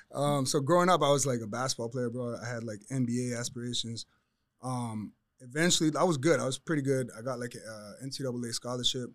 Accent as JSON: {"language": "English", "town": "Toronto", "region": "Ontario", "country": "Canada", "moved": "yes", "said": "I'm from Toronto"}